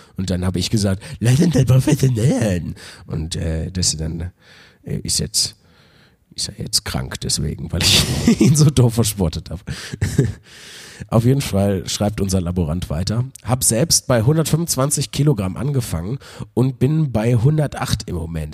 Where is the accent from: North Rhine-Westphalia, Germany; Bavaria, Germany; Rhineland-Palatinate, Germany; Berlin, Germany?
North Rhine-Westphalia, Germany; Wuppertal; moved away; bin ich heute in Wuppertal, in meiner alten Heimatstadt, wo ich geboren und äh, aufgewachsen bin.